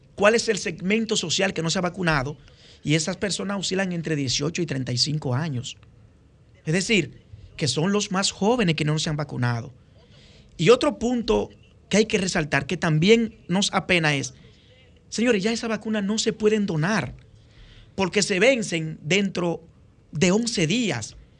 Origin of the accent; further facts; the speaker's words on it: Dominican Republic; un dominicano comprometido